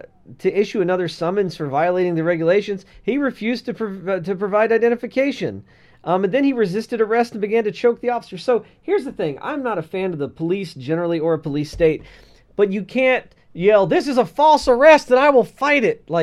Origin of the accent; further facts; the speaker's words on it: Texas, United States; In Texas, I can walk around my own home juggling fucking handguns. That's my right as a Texan.